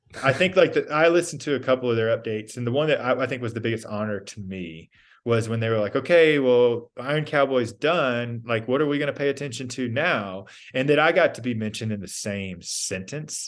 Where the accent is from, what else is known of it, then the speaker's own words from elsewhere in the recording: Georgia, United States; also born or lived in Texas; I grew up in Georgia.